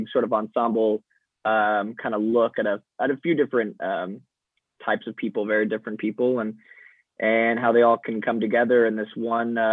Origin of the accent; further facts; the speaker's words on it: Arizona, United States; as a white guy growing up in Arizona